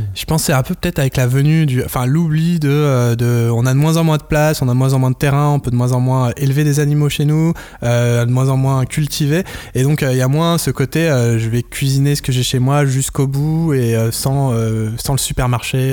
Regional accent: France; moved away as an adult; also born or lived in Japan; en tant que français

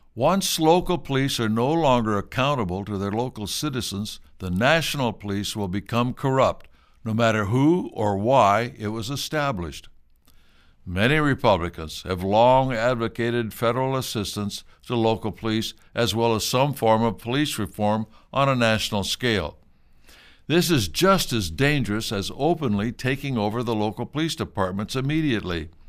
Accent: United States

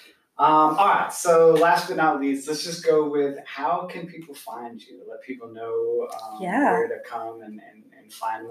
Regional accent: Montana, United States; I grew up in Montana.

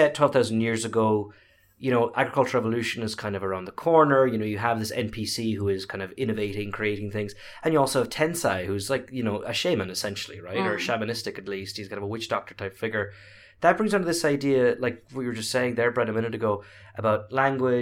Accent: Ireland; now in United States; being Irish teaching in America

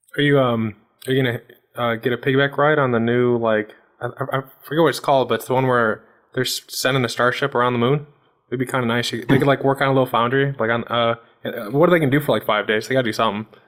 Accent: Chicago, Illinois, United States; I'm from the Chicago region

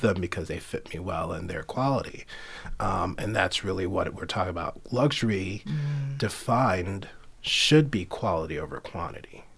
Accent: New York City, New York, United States; I grew up in Queens, sure. Flushing, Queens.

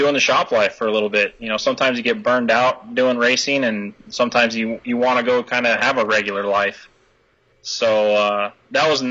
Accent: Wyoming, United States; moved away as an adult; also born or lived in Phoenix, Arizona; now in Texas, United States; I was born and raised in Wyoming, so I'm a native of the state of Wyoming.

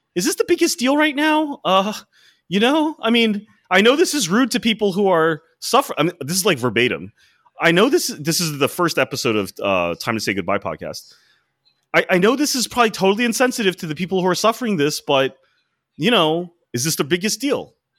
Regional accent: Washington, District of Columbia, United States; I grew up in D C

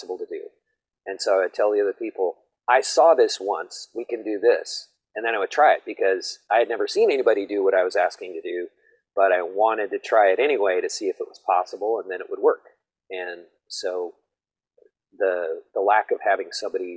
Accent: Missoula, Montana, United States; I grew up in Montana.

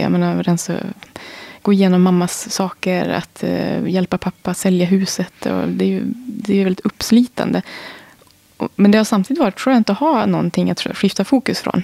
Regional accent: Holmsund, Västerbotten County, Sweden; moved away; also born or lived in Umeå; jag kommer från Norrland, jag är född i Umeå. Där har jag många smultronställen i Holmsund som jag är uppvuxen i, vid havet

